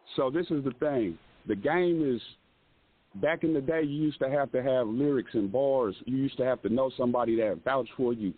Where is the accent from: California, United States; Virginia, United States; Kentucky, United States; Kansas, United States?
Kansas, United States; Lawrence; I'm actually from Lawrence, Kansas. Um, I've stayed in Kansas City. I pretty much stayed all over Kansas